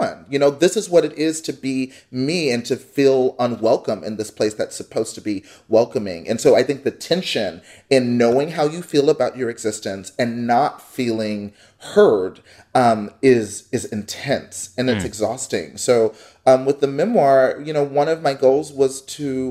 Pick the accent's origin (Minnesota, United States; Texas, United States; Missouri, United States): Texas, United States; Dallas; moved away as an adult; now in Columbus, United States; I grew up in Texas. I grew up in the suburbs of North Dallas.